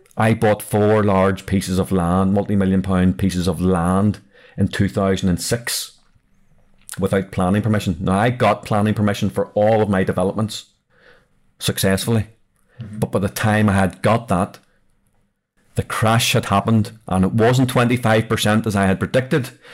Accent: Belfast, Northern Ireland, United Kingdom; I'm actually from South Belfast

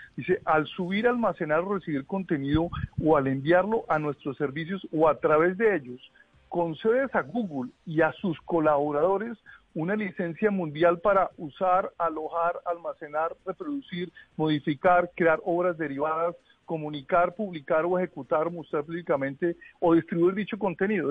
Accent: Boyacá, Colombia; now in Washington, United States; yo crecí en Boyacá

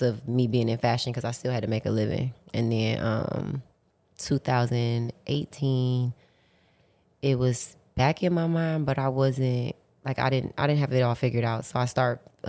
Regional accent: Detroit, Michigan, United States; I'm from Detroit, and like I come from the slums

